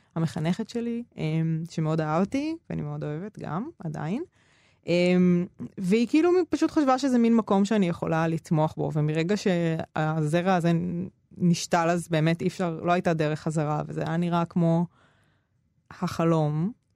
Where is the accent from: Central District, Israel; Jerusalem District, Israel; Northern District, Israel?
Central District, Israel; Ramla; also born or lived in Negev; ובין רמלה לפנימייה גם גרתי כמה שנים בנגב